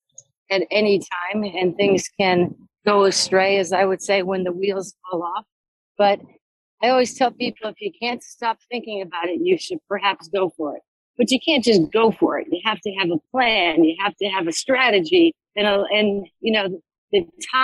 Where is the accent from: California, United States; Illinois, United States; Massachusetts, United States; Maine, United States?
Illinois, United States; Deerfield; also born or lived in New Jersey; now in Jackson, United States; I grew up in a suburb of Chicago, Deerfield, Illinois